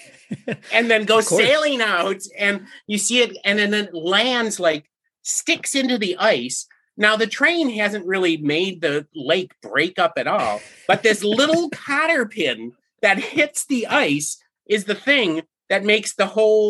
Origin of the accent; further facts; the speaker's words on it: Upper Peninsula, Michigan, United States; I'm from the Upper Peninsula, Michigan. So in the wintertime, we get a lot of snow. When I was a teenager back in the 1980s